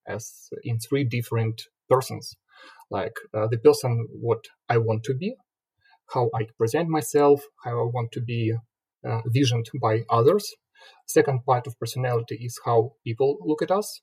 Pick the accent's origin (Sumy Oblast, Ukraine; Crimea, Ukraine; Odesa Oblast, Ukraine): Sumy Oblast, Ukraine; Sumy; moved away as an adult; now in Kyiv, Ukraine; initially I came from Sumy. It's not a pretty big city on the east from Kyiv, 300 kilometers. I was born there, and then I moved to Kyiv more than 10 years ago.